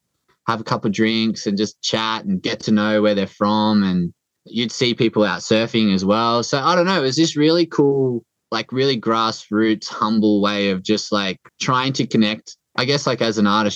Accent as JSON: {"language": "English", "town": "Port Macquarie", "region": "New South Wales", "country": "Australia", "tie": "born or raised there", "also_born_or_lived": "Northern Beaches, Sydney", "moved": "yes", "said": "my hometown of Port Macquarie"}